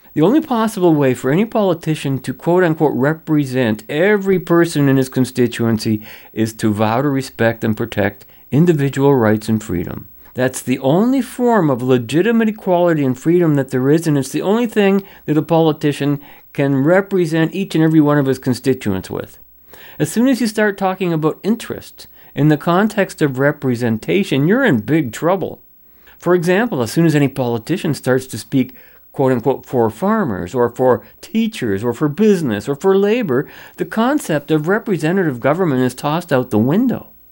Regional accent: Canada; I'm a Canadian

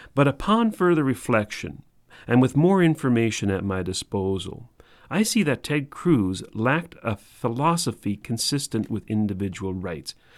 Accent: Canada; we're Canadian

